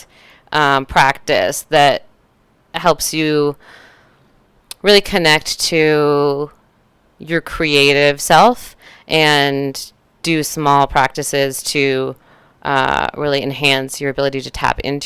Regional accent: Northern California, United States; I grew up in Northern California

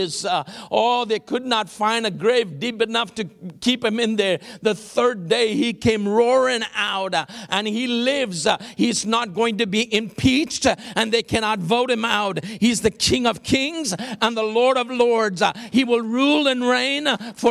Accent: Kolkata, West Bengal, India; now in Houston, United States; I grew up in Calcutta

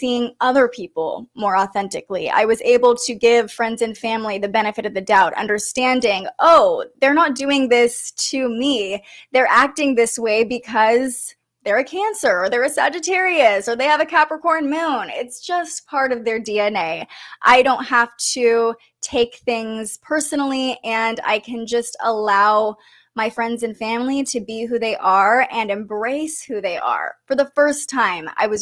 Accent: Sacramento, California, United States; moved away as an adult; also born or lived in Reno, Nevada; move back home to Sacramento and really focus on getting a job in my hometown

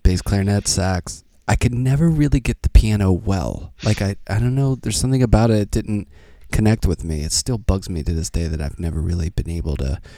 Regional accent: Pittsburgh, Pennsylvania, United States; now in Brooklyn, United States; I grew up in Pittsburgh

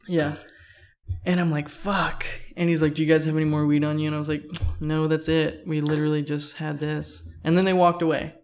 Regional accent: Fullerton, California, United States; I grew up skating around Fullerton

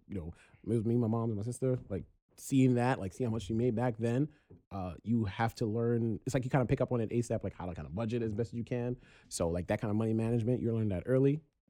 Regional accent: New York City, New York, United States; I'm also from Brownsville, henceforth.

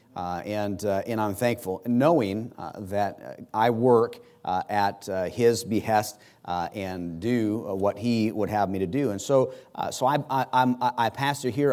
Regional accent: United States; as an American

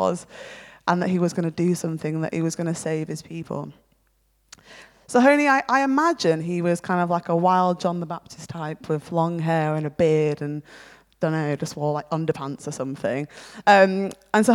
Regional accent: near Manchester, North West England, United Kingdom; moved away as an adult; also born or lived in Feltham, London; Caveat the accent, I'm actually from near Manchester originally.

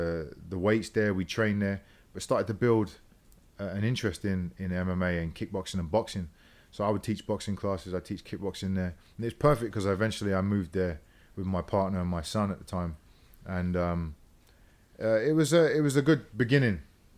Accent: London, United Kingdom; moved away; Yeah, I grew up in London.

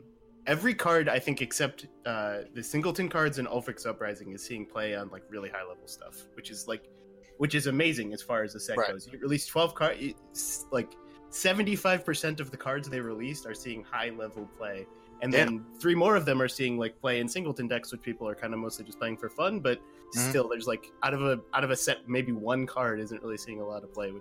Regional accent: Ireland; I don't have an excuse. I'm just Irish.

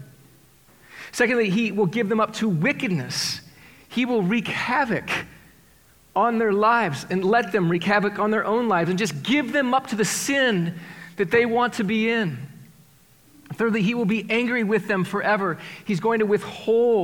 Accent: Iowa, United States; I grew up in Iowa. Well, we have this achievement performance mindset as Iowans

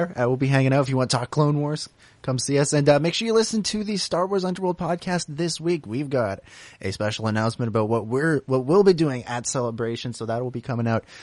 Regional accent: United Kingdom; I'm British and not American.

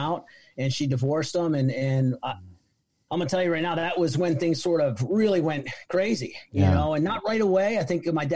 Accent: Middletown, New York, United States; now in Charlottesville, United States; we were born and raised in Middletown, New York. It's about an hour away from New York City, little tiny town

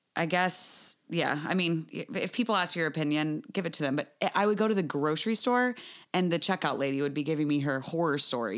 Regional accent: United States; I'm from the United States

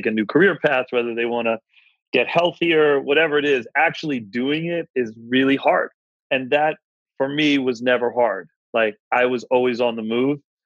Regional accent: Philadelphia, Pennsylvania, United States; growing up in Philadelphia

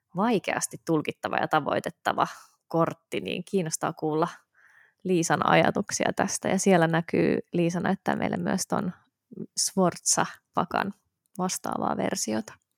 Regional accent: Helsinki, Uusimaa, Finland; born or raised there

